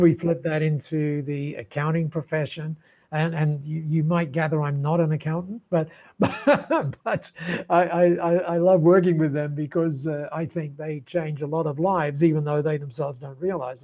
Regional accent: Dover, South East England, United Kingdom; moved away as an adult; now in Australia; I was born down there in Dover, very close to Dover.

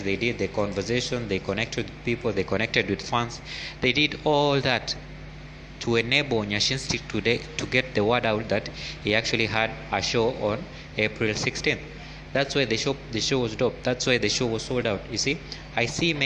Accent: Kenya; as Kenyan creatives

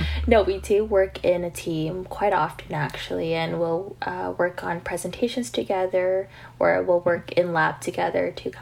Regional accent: Vancouver, British Columbia, Canada; now in London, United Kingdom; I actually flew back to Vancouver from March onwards. So I was actually home from March to end of August of last year

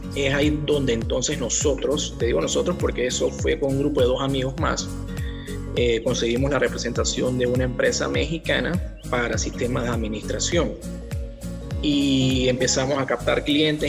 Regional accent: Panama; Aquí en Panamá nos educan

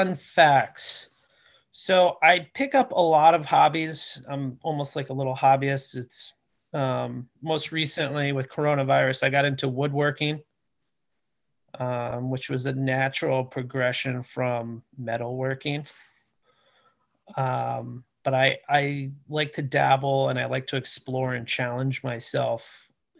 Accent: United States; I'm born and raised in the Washington area.

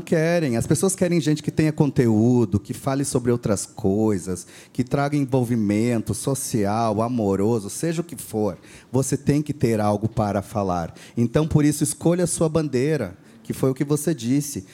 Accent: Rio Grande do Sul, Brazil; accent: gaúcho; eu sou ah, nascido então no Rio Grande do Sul

